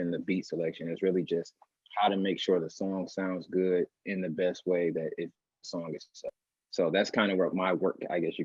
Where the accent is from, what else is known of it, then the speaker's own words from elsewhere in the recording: Milwaukee, Wisconsin, United States; also born or lived in Minneapolis, Minnesota; I've been here in Milwaukee since I was six years old. So, you know, I wasn't born here, but I was raised here for sure